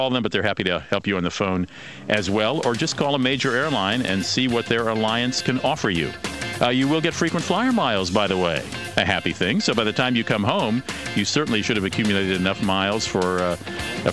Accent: Minnesota, United States; moved away; my home state of Minnesota

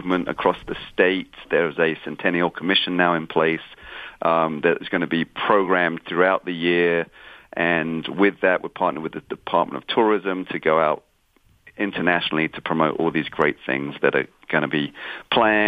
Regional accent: England, United Kingdom; now in Springfield, United States; I'm from England originally, and moving here

